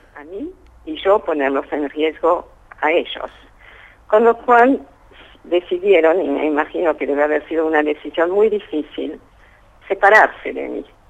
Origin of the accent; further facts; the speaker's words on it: Paris, Île-de-France, France; moved away; Nací en París, donde mis padres habían llegado desde Polonia cuatro años antes